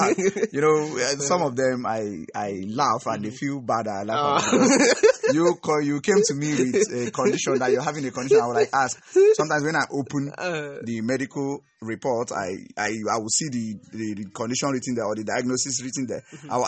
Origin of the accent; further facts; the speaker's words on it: Enugu State, Nigeria; I hail from Enugu State.